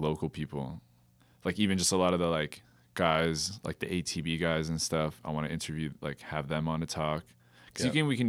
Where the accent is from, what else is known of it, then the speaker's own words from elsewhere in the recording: Kitchener, Ontario, Canada; I ride for Kitchener.